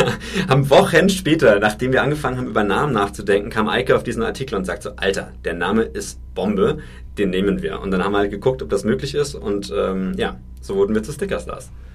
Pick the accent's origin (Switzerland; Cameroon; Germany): Germany; Franconia, Bavaria; ich bin tatsächlich ein Kind vom Dorf. Ich komme aus Franken.